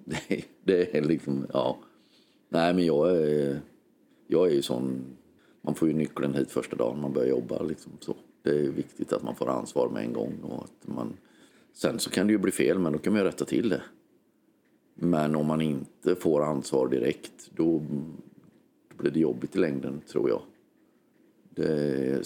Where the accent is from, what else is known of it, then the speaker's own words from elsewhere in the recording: Hultsfred, Kalmar County, Sweden; jag var 14-15 år, gick på högstadiet i Hultsfred